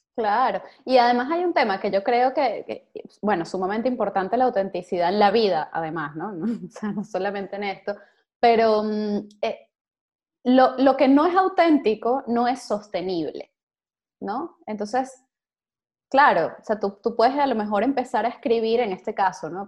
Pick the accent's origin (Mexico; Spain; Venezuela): Venezuela; moved away; tantos venezolanos que estamos por allí regados